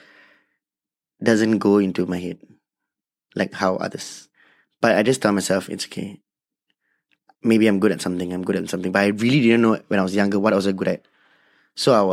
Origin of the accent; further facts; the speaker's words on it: Singapore; I'm from Singapore. I'm a local Indian